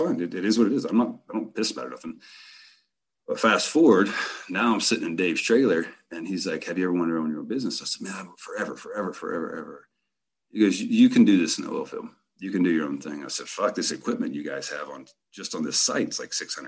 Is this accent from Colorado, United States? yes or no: yes; Rifle, Colorado, United States; I'm driving home and I get back to my hometown, Rifle, Colorado.